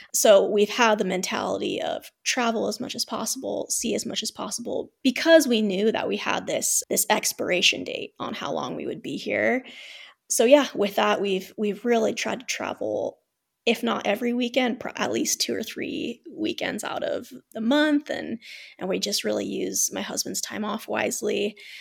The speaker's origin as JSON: {"language": "English", "region": "Ohio", "country": "United States", "tie": "born or raised there", "also_born_or_lived": "Utah / Colorado / New Mexico", "moved": "as an adult", "lives_now": "Vienna, Austria", "said": "I was born and raised in Ohio"}